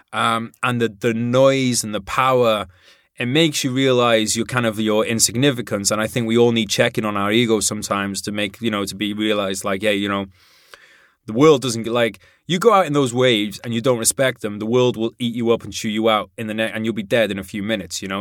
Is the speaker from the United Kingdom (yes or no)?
yes; Wales, United Kingdom; in Wales